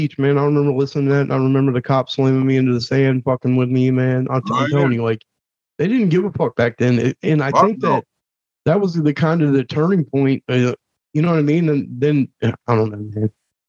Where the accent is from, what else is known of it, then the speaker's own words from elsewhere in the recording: Cincinnati, Ohio, United States; now in Kentucky, United States; all my friends were up here in Ohio, or because I was from Ohio, from Cincinnati